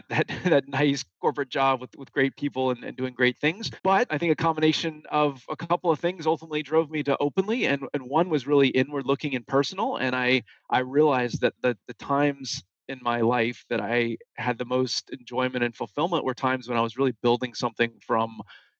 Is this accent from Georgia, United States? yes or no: yes; Atlanta, Georgia, United States; moved away as an adult; also born or lived in Boston; I was born in Atlanta.